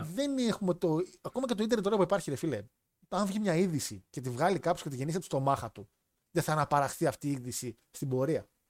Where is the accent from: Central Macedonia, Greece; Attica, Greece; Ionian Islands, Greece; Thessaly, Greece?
Central Macedonia, Greece; Thessaloniki